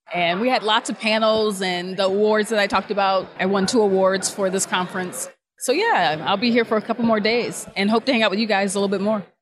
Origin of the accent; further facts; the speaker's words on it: Akron, Ohio, United States; moved away as an adult; also born or lived in Buffalo / Cincinnati; now in Cairo, Egypt; I'm an Ohioan, so born and raised in Akron, Ohio